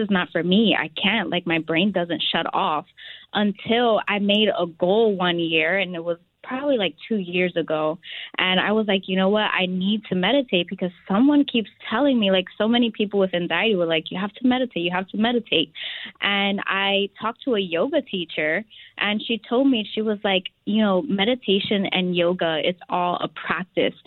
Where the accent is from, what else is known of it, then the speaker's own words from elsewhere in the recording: Philadelphia, Pennsylvania, United States; I am from Philadelphia, which we say Philly, where the cheesesteaks are created.